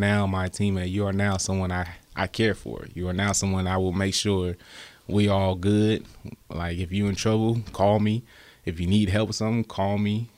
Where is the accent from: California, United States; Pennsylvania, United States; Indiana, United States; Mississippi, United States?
California, United States; I'm from California.